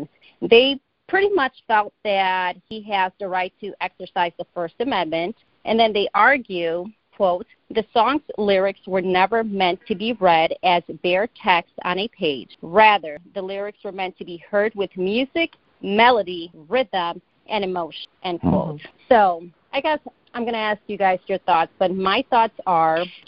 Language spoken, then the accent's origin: English; Chicago, Illinois, United States; I myself was raised in Humboldt Park, Logan Square area